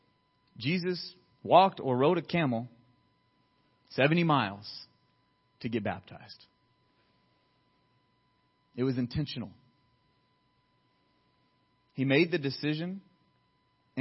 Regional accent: Riverdale, Georgia, United States; now in Santa Clarita, United States; I'm from Riverdale

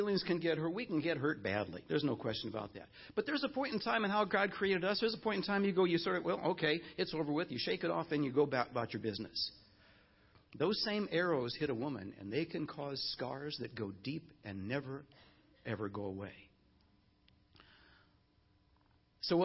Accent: Chicago, Illinois, United States; moved away as an adult; now in Los Angeles, United States; Nancy and I were in Chicago, where we expected to be the rest of our lives, our ministry lives, and we grew up in Chicago

